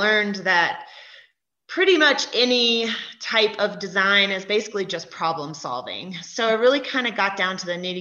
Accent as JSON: {"language": "English", "region": "Alabama", "country": "United States", "tie": "born or raised there", "moved": "yes", "lives_now": "Summit County, Colorado, United States", "said": "I'm from Alabama originally"}